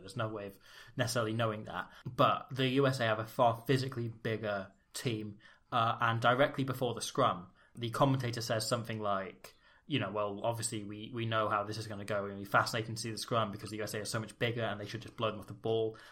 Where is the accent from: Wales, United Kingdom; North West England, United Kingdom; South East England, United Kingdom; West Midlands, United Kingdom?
Wales, United Kingdom; our family all date back through the same one village in Wales